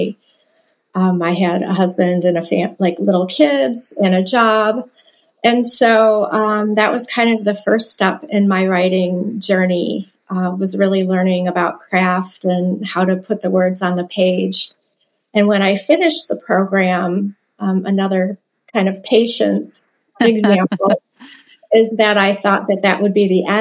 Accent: Dearborn, Michigan, United States; I am from Dearborn, Michigan, which is a suburb of Detroit.

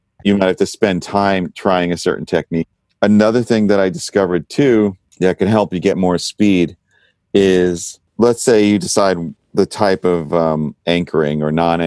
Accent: New York, United States; I grew up in New York

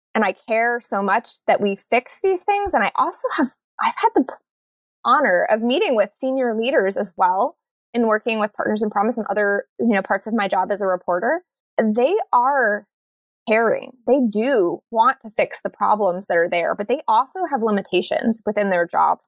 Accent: New Jersey, United States; now in Monterey, United States; I'm from New Jersey and from born in the 80s

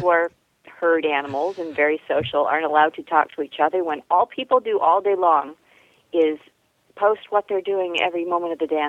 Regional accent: upstate New York, United States; now in San Francisco Bay Area, United States; I grew up in New York State, in upstate New York, so I understand what real winter is, and we certainly don't have it out here in California.

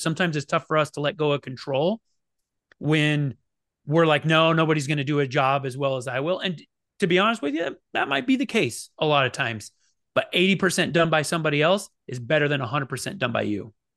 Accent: Oregon, United States; moved away; also born or lived in Phoenix, Arizona; I grew up in Oregon, but I could walk. It's you know a quarter of a mile across the river to to Idaho

